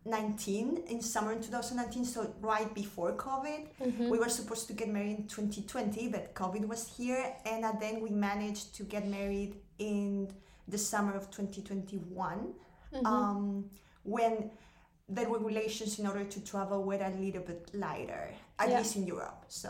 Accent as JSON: {"language": "English", "country": "Chile", "moved": "as an adult", "lives_now": "Austria", "said": "I am from Chile and I got married with a German that has been living in Austria for almost 12 years."}